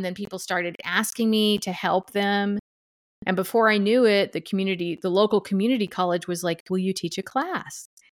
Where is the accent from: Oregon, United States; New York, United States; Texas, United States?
Texas, United States; Duncanville; moved away as an adult; also born or lived in Los Angeles, California; now in Bellingham, United States; I'm originally from Dallas, Duncanville, Texas, which is around Dallas area